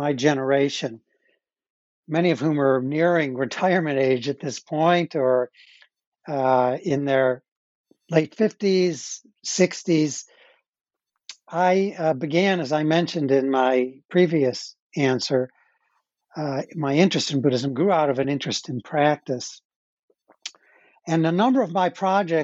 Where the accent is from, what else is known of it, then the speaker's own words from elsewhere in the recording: Skokie, Illinois, United States; moved away; also born or lived in Michigan / San Francisco; I grew up in the north of Chicago in a suburb called Skokie, Illinois